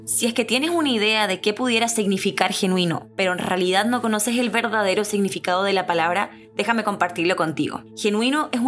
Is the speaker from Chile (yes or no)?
yes; Santiago, Santiago Metropolitan Region, Chile; now in Miami, United States; Nací y crecí en Santiago de Chile. sí, ese mismo. Chi, chi, chi, le, le. Crecí viendo la nevada